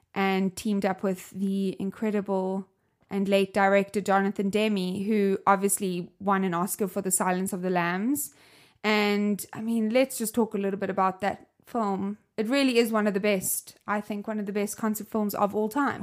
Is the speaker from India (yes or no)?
no; South Africa; I'm from South Africa, as you can hear my accent